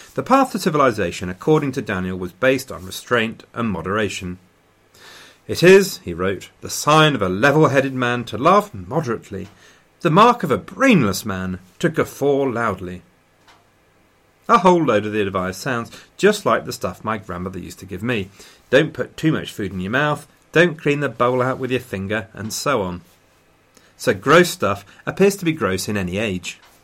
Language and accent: English; Loughborough, East Midlands, United Kingdom; published in my hometown.